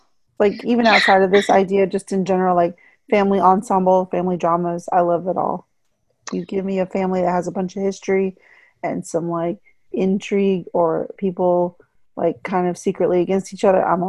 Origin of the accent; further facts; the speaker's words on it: Texas, United States; moved away; I grew up in Texas